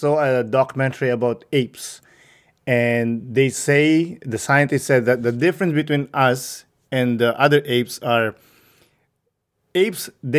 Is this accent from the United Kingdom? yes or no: no; Canada; now in United States; I'm Canadian.